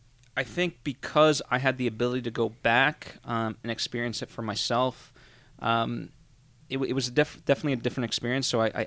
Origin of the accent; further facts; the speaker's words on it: Connecticut, United States; also born or lived in Massachusetts; I grew up in Connecticut primarily.